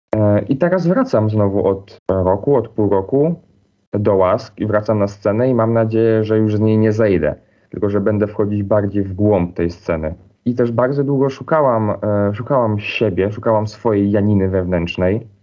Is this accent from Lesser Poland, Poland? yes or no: no; Silesian Voivodeship, Poland; accent: Silesian dialect; now in Wrocław, Poland; wychowywałam się na wsi